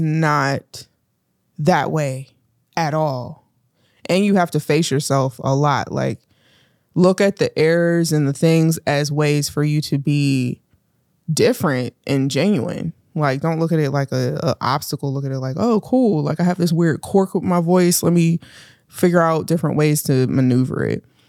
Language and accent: English; Pittsburgh, Pennsylvania, United States; also born or lived in Homewood, Pennsylvania, United States; growing up in Pittsburgh